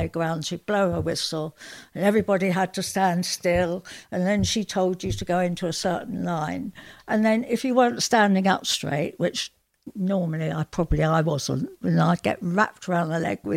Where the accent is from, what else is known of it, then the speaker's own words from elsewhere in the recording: London, United Kingdom; now in Yorkshire, United Kingdom; I'm from South London originally. I moved up to Yorkshire